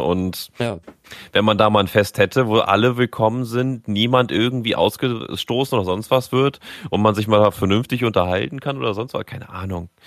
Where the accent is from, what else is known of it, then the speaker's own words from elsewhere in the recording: Germany; ich persönlich als Deutscher